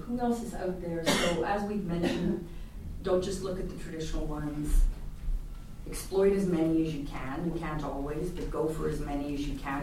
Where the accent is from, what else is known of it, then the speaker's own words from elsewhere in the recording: Canada; now in Netherlands; I'm Canadian